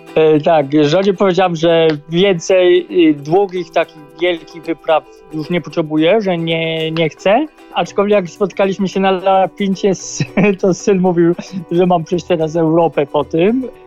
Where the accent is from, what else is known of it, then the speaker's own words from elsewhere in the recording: Poland; accent: heavy Polish accent in English; moved away; also born or lived in Australia; Mam ciężki jednak angielski akcent, znaczy angielski, polski akcent